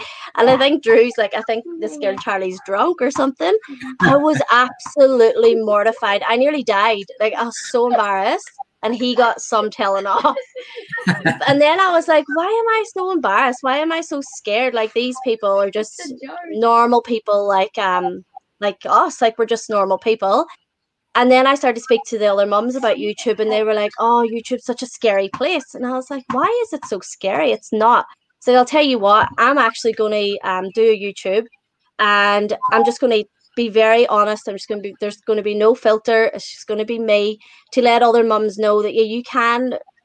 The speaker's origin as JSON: {"language": "English", "town": "Newtownstewart", "region": "Northern Ireland", "country": "United Kingdom", "also_born_or_lived": "Sydney, Australia", "moved": "as an adult", "lives_now": "Australia", "said": "So I'm from Tyrone. It's up in the north, and it's a little town called Newton Stewart. Tiny little farming community"}